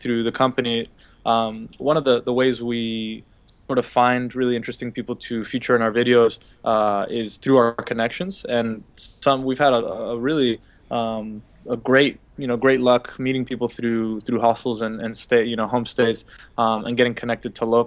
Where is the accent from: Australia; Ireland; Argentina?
Argentina; Buenos Aires; moved away; also born or lived in New York; I'm from Buenos Aires